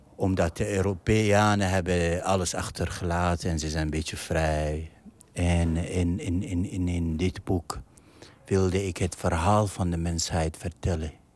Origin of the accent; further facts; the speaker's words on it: Iraq; Dutch is a second language; moved away as an adult; now in Netherlands; ik ben geboren in Irak in al die oorlog en ellende